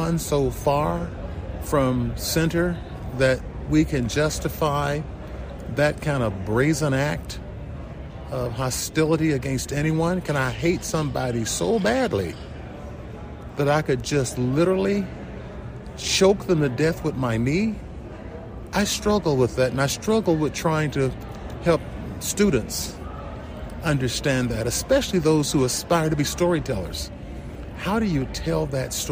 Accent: Chattanooga, Tennessee, United States; moved away as an adult; also born or lived in South Pittsburg, Tennessee; now in South Bend, United States; Chattanooga, Tennessee is where I grew up

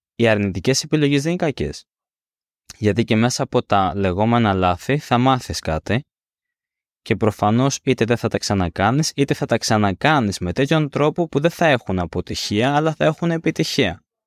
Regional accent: Greece

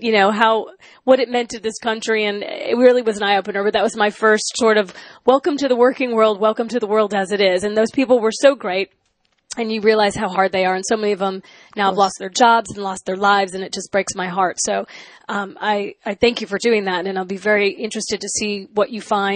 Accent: Glenview, Illinois, United States; moved away as an adult; also born or lived in Detroit; I grew up in a, you know, smaller town in North Shore of Chicago in Glenview

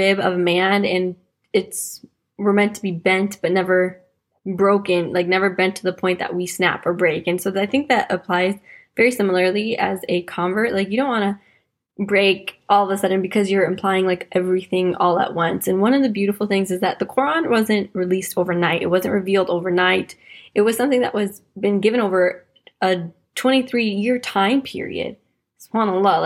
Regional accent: Wisconsin, United States; moved away as an adult; now in London, United Kingdom; I'm American from Wisconsin

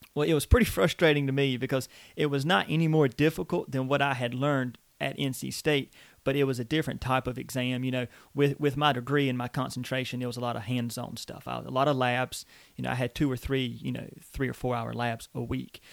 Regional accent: Eastern North Carolina, United States; I was born and raised in Eastern North Carolina

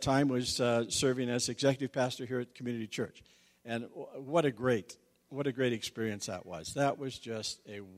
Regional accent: Grand Junction, Colorado, United States; also born or lived in Rifle, Colorado / Gunnison, Colorado; I was born in Rifle, raised in Grand Junction, came up to go to school at Western in 1968

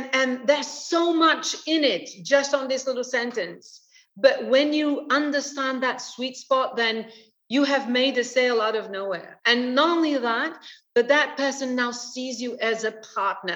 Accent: London, United Kingdom; moved away as an adult; now in Portugal; I'm British. I lived 25 years in London. I love London. London is my home

